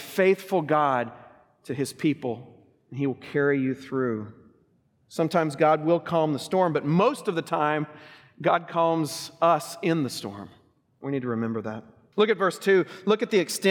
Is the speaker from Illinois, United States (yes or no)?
no; Oklahoma, United States; growing up in Oklahoma